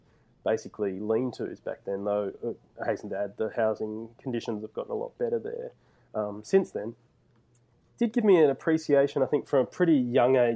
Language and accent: English; Bourke, New South Wales, Australia; I spent a fair chunk of my childhood growing up in Bourke, which is a rural community in sort of far west New South Wales.